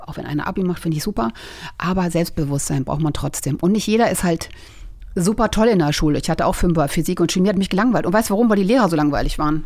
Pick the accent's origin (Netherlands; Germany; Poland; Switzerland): Germany; a small village near Braunschweig, Lower Saxony; Ich bin auf einem kleinen Dorf groß geworden